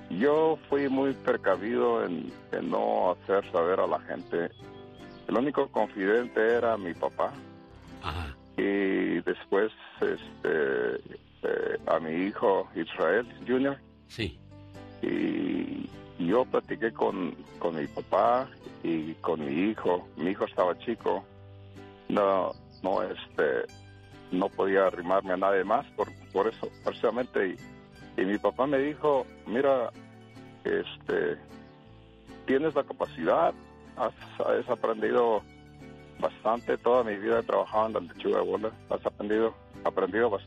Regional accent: Apatzingán, Michoacán, Mexico; now in California, United States; Yo me crié en ah, el estado de Michoacán, en Apaxingán, mi papá y mi mamá de Morelia.

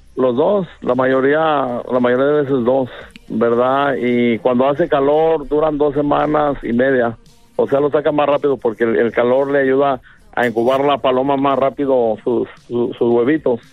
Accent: Guadalajara, Jalisco, Mexico; yo soy de Guadalajara, Jalisco, una colonia que se llama San Andrés, Orgullosamente

